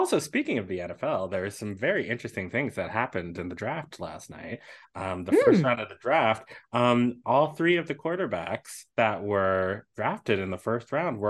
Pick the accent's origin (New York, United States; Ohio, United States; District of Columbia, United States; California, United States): District of Columbia, United States; Washington; my hometown, Washington, D.C. Where Chocolate City, where a whole bunch of wonderful, beautiful Black people live and thrive.